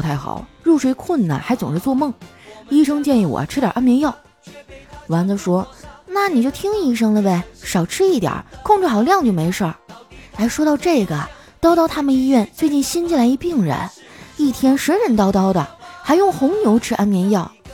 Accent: Northeast China, China; now in Shanghai, China; 一听你提沈阳，我都有点想家了

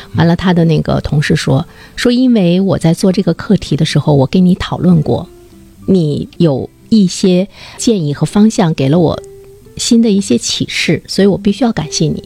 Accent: Dalian, Liaoning, China; 按我们大连人话说，很叽外

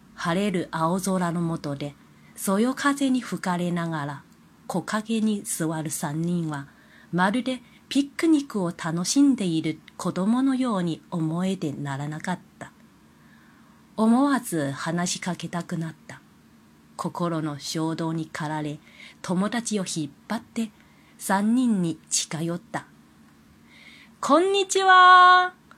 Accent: China; Japanese is a second language; moved away as an adult; now in Kobe, Japan; 私はもともと中国人なので、中国語はできることは当たり前のことではないか。

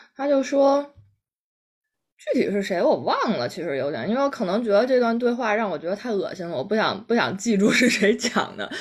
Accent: Central Plains, China; 在我们中原原人的眼里看来

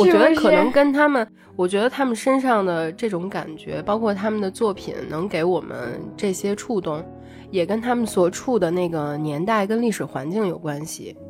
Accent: North China, China; 虽然我跟…都在北方长大，但是看这部电影其实也勾起了很多很多关于我们童年暑假的回忆。

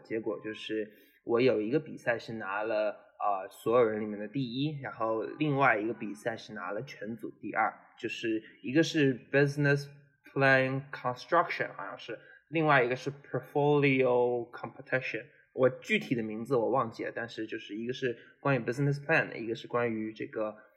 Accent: Zhejiang, China; moved away as an adult; also born or lived in Syracuse, United States; 因为我是浙江人嘛

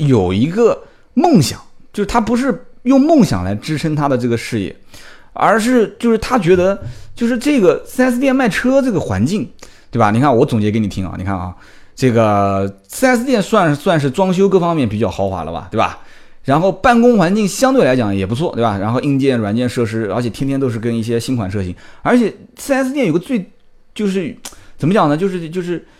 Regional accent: Nanjing, Jiangsu, China; 我是南京的土著，完了之后也是啊，基本上上学啊，工作，都在这个地方

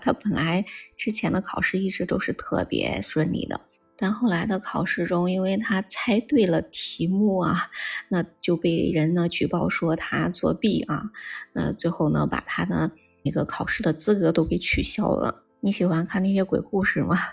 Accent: China; 咱们中国

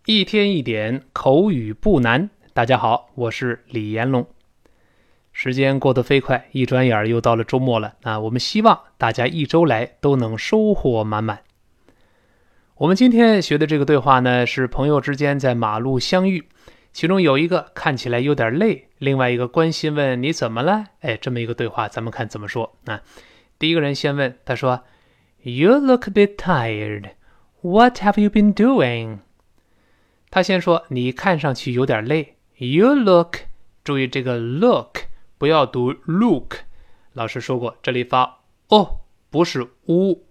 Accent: China; 我们中国人

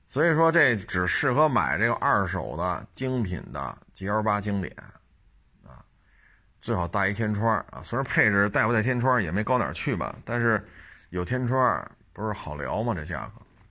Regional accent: China; 作为一个中国人

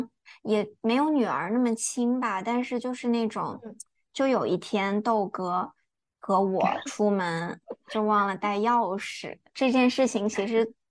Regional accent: Singapore; 可能是因为我来自一个非常典型的亚洲的生活环境，即便是新加坡，新加坡跟中国其实很像嘛，也都是华人

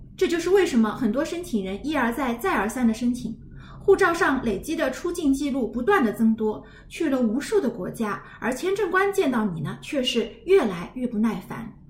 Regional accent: China; 我们中国人

